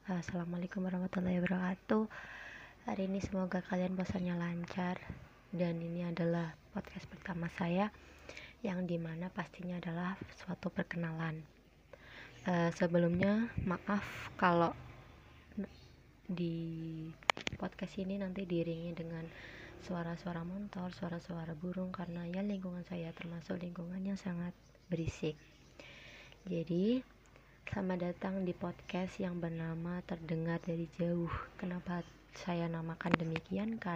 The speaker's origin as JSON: {"language": "Indonesian", "town": "Kediri", "region": "East Java", "country": "Indonesia", "said": "saya berasal dari Jawa Timur, dari Kediri. Uh, kalian tahu kan Kediri?"}